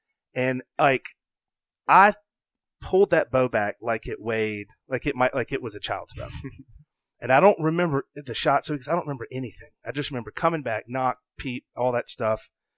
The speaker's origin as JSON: {"language": "English", "region": "the South", "country": "United States", "tie": "born or raised there", "said": "Cause like I had just accomplished something that as a, growing up in the South, you just didn't know if it was ever going to happen"}